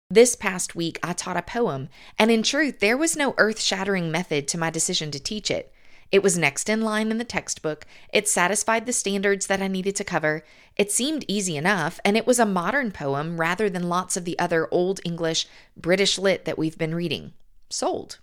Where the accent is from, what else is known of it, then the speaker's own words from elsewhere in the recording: the South, United States; accent: southern; It was the first time in my life that attention was brought to my southern accent